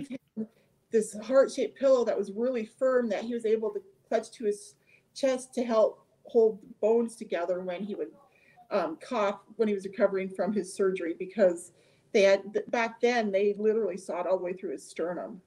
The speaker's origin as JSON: {"language": "English", "region": "near the Canadian border", "country": "United States", "tie": "born or raised there", "said": "I grew up near the Canadian border"}